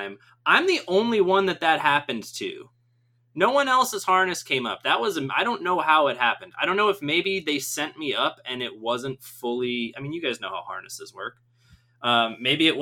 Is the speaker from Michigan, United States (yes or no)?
yes; Southeast Michigan, United States; I grew up in Michigan, and I grew up in Southeast Michigan, which is very close to the border of Ohio